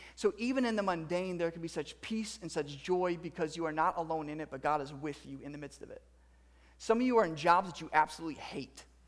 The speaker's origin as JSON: {"language": "English", "country": "United States", "said": "as a male and as American"}